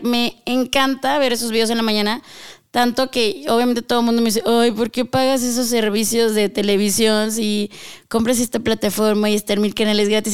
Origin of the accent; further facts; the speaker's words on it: northern Mexico, Mexico; moved away as an adult; now in Mexico City, Mexico; Soy norteña